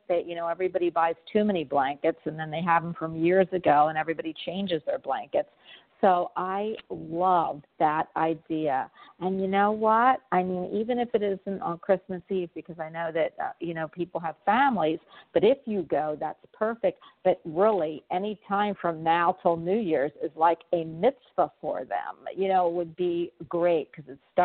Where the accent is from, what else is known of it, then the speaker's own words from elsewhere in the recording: Havertown, Pennsylvania, United States; I'm from Philadelphia